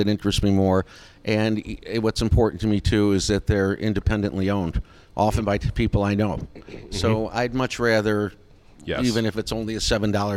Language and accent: English; Rochester, New York, United States; also born or lived in Albany, New York / Irondequoit, New York / Brighton, New York / Pittsburgh; I was born in Albany. Then we moved back to Rochester.